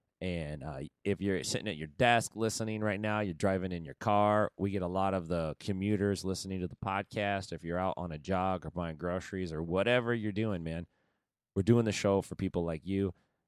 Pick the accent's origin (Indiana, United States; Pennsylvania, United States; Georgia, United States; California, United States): California, United States; Stockton; up in Stockton, California.